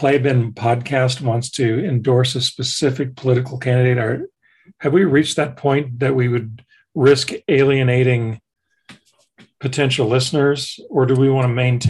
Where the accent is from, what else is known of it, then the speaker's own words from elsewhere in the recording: San Antonio, Texas, United States; this is the team we grew up watching in San Antonio.